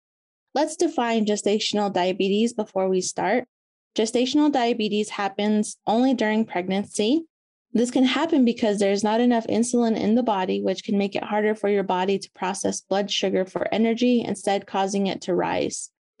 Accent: Shiprock, New Mexico, United States; I'm originally from Shiprock, New Mexico, where I live and work at Diné College as a project coordinator of the Diné College Navajo Maternal and Child Health Project. I am a Navajo woman and mother of two.

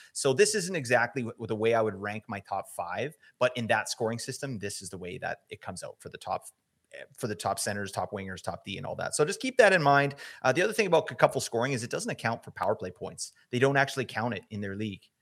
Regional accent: Vancouver, British Columbia, Canada; I'm from Vancouver

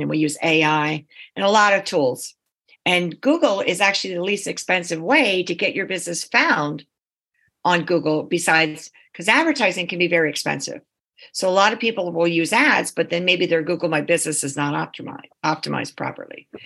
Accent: East Coast, United States; we're from the East Coast

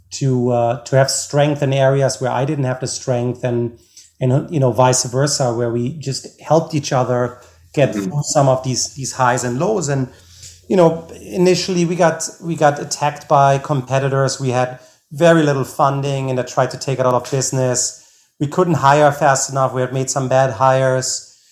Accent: Germany; now in United States; I'm originally from Germany.

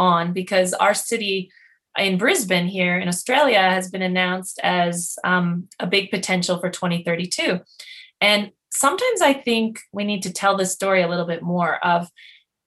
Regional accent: Quebec, Canada; first language English; I'm an English-speaking person from the same place as Guylaine

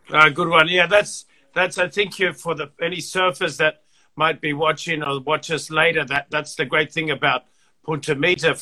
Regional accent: Fiji; moved away; I was born in the Fiji Islands, and uh, and I was brought up there

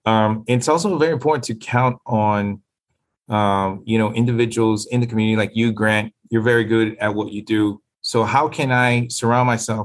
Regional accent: Nicaragua; now in Florida, United States; I've been in South Florida for the past 42 years. I came from Nicaragua.

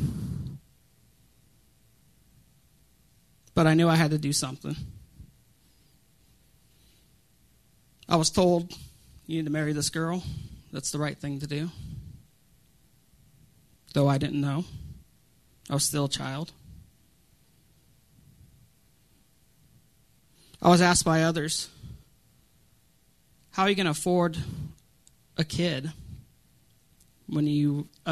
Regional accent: Colorado, United States; I'm from Colorado.

